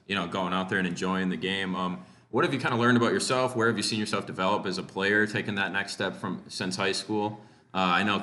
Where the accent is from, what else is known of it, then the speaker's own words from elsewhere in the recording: Antigo, Wisconsin, United States; I'm from Anago as well